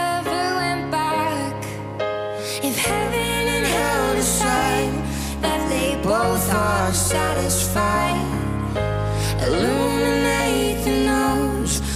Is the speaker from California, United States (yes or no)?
no; New Jersey, United States; moved away; I'm from New Jersey